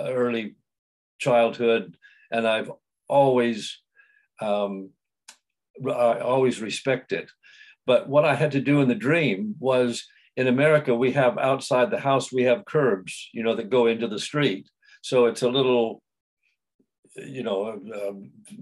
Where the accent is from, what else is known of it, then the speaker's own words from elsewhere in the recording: San Diego, California, United States; I was born in San Diego, in California, and I came from a very loving family